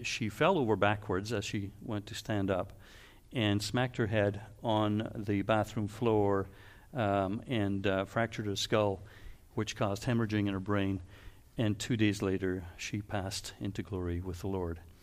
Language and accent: English; Canada; also born or lived in Waterloo; we're Canadian